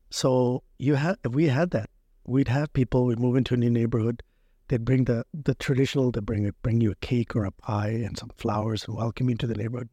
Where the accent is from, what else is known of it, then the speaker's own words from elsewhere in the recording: Prince Rupert, British Columbia, Canada; growing up in Prince Rupert was the best upbringing